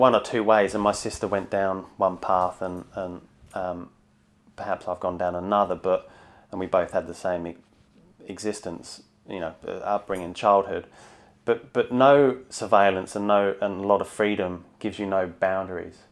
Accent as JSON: {"language": "English", "town": "Bedford", "region": "East of England", "country": "United Kingdom", "tie": "born or raised there", "also_born_or_lived": "London", "moved": "as an adult", "lives_now": "Sydney, Australia", "said": "So grew up in London till about five and then moved to a place called Bedford, which is just north of London. So pretty much until the day I flew here, give or take a few years at uni, I lived in a pub"}